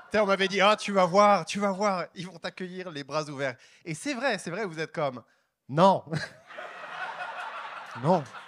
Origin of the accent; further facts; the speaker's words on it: France; moved away as an adult; also born or lived in Paris; now in Montreal, Canada; je suis français, pour de vrai. français. J'habite à Montréal, avant j'habitais à Paris